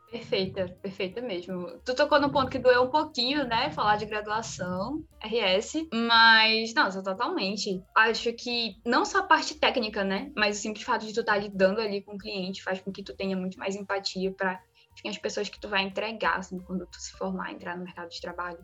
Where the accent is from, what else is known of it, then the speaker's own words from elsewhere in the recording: Marabá, Pará, Brazil; eu sou nascida e criada aqui no Pará, mais especificamente numa cidade chamada Marabá